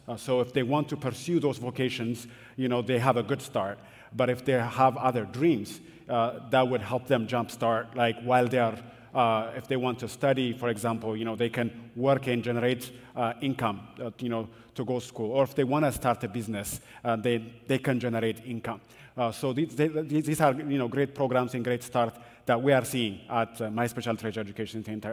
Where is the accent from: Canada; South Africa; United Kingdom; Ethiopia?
Ethiopia; Addis Ababa; moved away; I grew up in Ethiopia. In Addis Ababa, it's a very big city